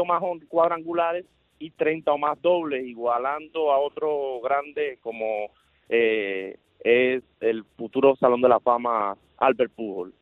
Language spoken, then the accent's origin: Spanish; Cuba; como buen cubano me apasiona el béisbol también